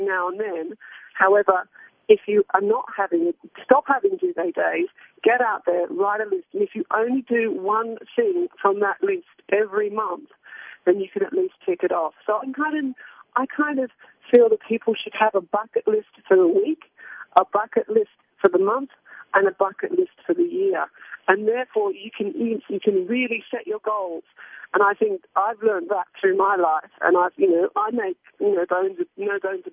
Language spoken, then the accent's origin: English; Australia; also born or lived in Hong Kong; now in United Kingdom; I grew up in Australia on a farm, and I've worked in Hong Kong and on covered wars in Baghdad, and now I live in the UK